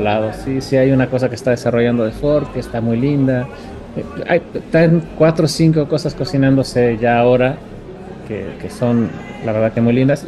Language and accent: Spanish; Mexico; como jurados mexicanos